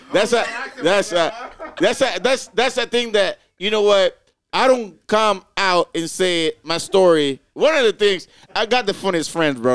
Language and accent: English; Roatán, Bay Islands, Honduras; moved away; also born or lived in Boston / Miami, Florida; I am not Caribbean because I'm from Roatan, you know, Bay Islands